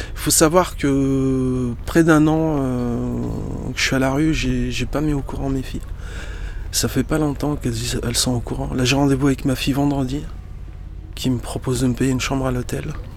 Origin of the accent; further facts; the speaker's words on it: Lyon, Auvergne-Rhône-Alpes, France; French is a second language; also born or lived in Morocco; Dans le 8e où j'étais scolarisé, ça rappelle des souvenirs d'enfance très heureux l'école Saint-Maurice, l'école catholique privée mixte Saint-Maurice. J'arrivais du Maroc à l'âge de 10 ans. Je parlais pas un mot de français